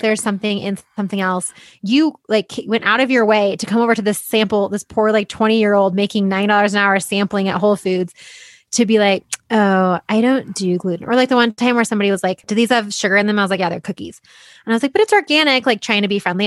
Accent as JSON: {"language": "English", "town": "Boulder", "region": "Colorado", "country": "United States", "said": "I'm from Boulder and I've come to kinda hate it"}